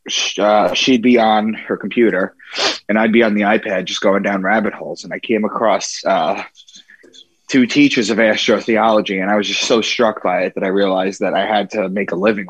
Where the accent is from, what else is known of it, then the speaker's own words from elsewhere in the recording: Long Island, New York, United States; moved away as an adult; also born or lived in Boston / Braintree, Massachusetts; I'm from Long Island.